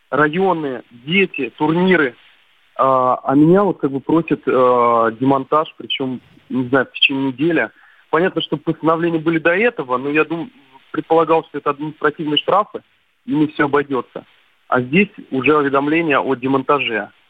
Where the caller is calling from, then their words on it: Moscow, Russia; предприниматель из Москвы.